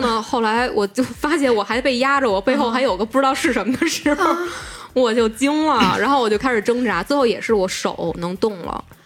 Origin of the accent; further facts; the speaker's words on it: Beijing, China; 我在这边长大的